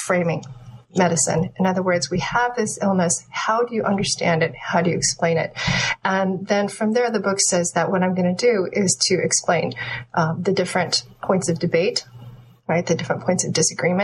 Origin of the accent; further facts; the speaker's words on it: United States; I was born in the United States, and my parents came from Taiwan and mainland China.